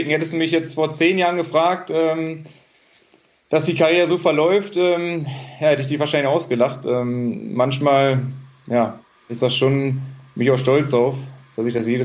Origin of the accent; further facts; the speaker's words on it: Bottrop, North Rhine-Westphalia, Germany; komme gebürtig aus Bottrop.